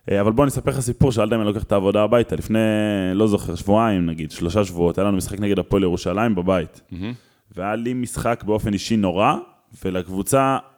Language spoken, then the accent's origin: Hebrew; Israel; בתור ילד בקיבוץ